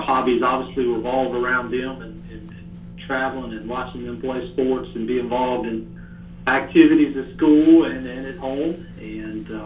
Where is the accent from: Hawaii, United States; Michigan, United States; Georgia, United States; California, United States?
Georgia, United States; Fort Valley; moved away as an adult; also born or lived in Americus, Georgia / Athens, Georgia / Hart County, Georgia; I was born and raised in Fort Valley, Georgia, attended Peace County High School